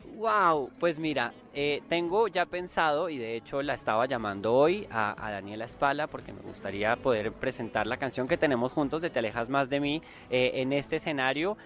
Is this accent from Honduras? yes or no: no; Colombia; now in Mexico; yo como colombiano que vivo aquí en México